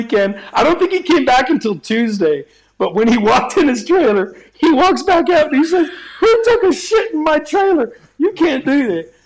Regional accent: Texas, United States; also born or lived in Cape Breton, Nova Scotia, Canada; now in Palm Springs, United States; I was born on the island of Cape Breton, Nova Scotia. It's an island at the north end of it all. I then left at a very young age, and I went to Texas, and basically raised in Texas

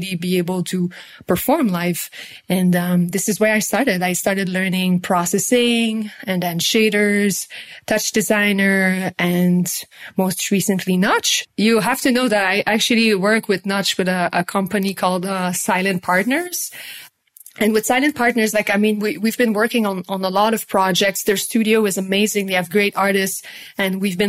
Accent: Montreal, Quebec, Canada; I'm from Canada. I'm from Quebec, Montreal.

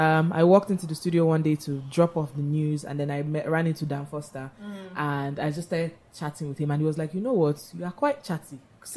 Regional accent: Lagos, Nigeria; also born or lived in Rochester, Michigan, United States; born and bred in Lagos, went to various schools, Pampas, Navy, QC.

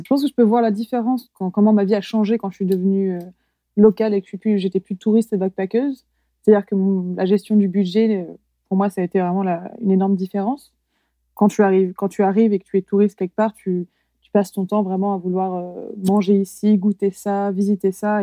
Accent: Loir-et-Cher, Centre-Val de Loire, France; also born or lived in Paris; now in Queenstown, New Zealand; j'ai grandi dans le Loir-et-Cher

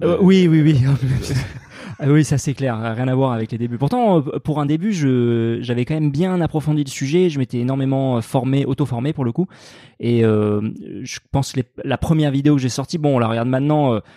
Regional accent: Sarlat, Nouvelle-Aquitaine, France; moved away; je, suis, né à Sarlat et j'ai grandi euh, en Dordogne, ouais, dans, dans, le Périgord noir

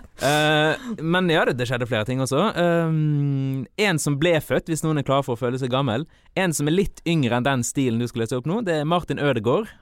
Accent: Malvik, Trøndelag, Norway; jeg vokste opp i Malvik

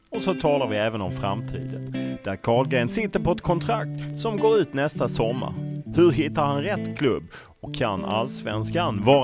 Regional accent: Sweden; moved away as an adult; now in Randers, Denmark; hemma i Sverige

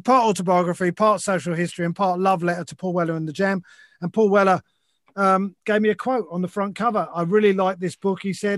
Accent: London, United Kingdom; growing up in London in the 70s

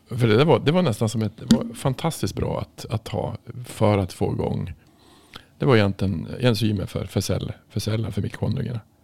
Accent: Norrland, Sweden; jag kommer ju från Norrland

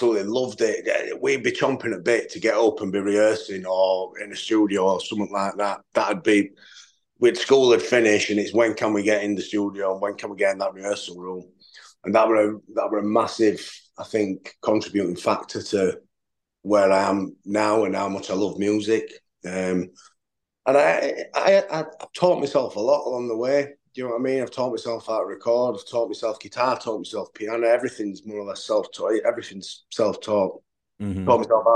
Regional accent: Yorkshire and the Humber, United Kingdom; also born or lived in Doncaster; I'm not from Sheffield. I'm from South Yorkshire, which is sort of, I mean, I'm about 25, 30 minutes from Sheffield.

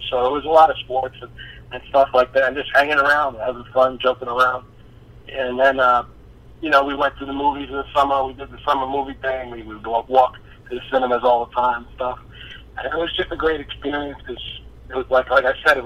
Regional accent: Jersey City, New Jersey, United States; I'm from Jersey City, New Jersey

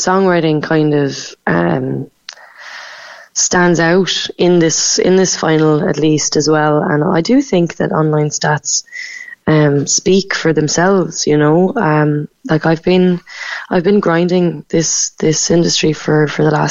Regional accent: Macroom, Munster, Ireland; moved away as an adult; also born or lived in Cork / London; I'm from Macroom. I grew up in Raleigh

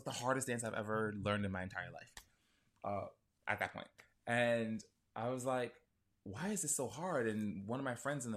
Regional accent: New York City, New York, United States; Brooklyn. Born and raised New York native

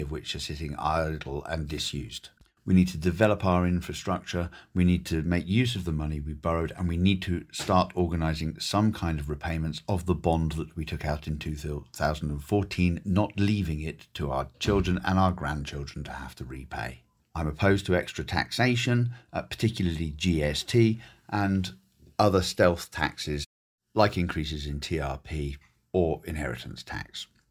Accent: Torteval, Guernsey; moved away as an adult; also born or lived in United Kingdom; I was born and raised in Guernsey, uh, in Torteville, and then St Xavier's

